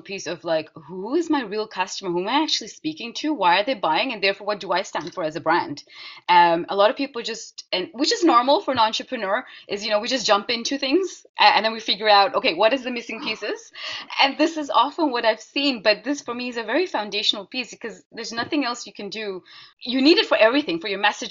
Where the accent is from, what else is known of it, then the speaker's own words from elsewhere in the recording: Netherlands; I was growing up in the Netherlands, but you know, brought up my strong Indian heritage and culture.